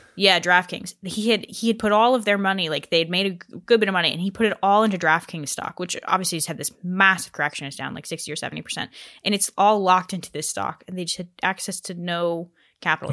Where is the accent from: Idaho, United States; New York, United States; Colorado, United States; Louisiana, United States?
Colorado, United States; where I grew up in Colorado.